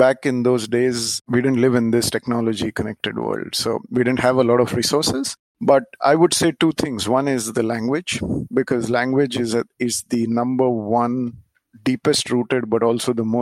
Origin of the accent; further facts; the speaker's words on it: India; moved away as an adult; also born or lived in Japan / Singapore; the first time when I moved from India to Japan after being brought up in India